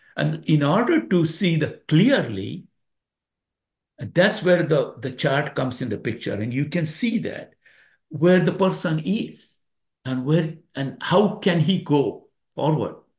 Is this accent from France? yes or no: no; India; now in United States; India. I was born in India.